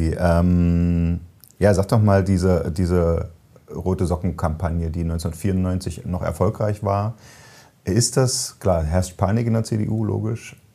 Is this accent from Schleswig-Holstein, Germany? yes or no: no; Frankfurt, Hesse, Germany; Also als Frankfurter darf man das.